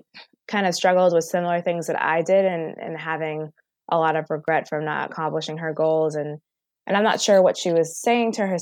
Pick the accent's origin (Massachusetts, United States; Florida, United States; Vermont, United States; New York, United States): Massachusetts, United States; Boston; also born or lived in Connecticut; I live in Boston now, and I grew up in Boston, and I went to school in Connecticut